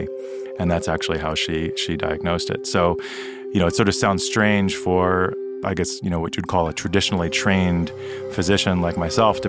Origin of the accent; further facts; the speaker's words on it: New York City, New York, United States; also born or lived in Tokyo, Japan; I grew up in New York City, but I was actually born in Tokyo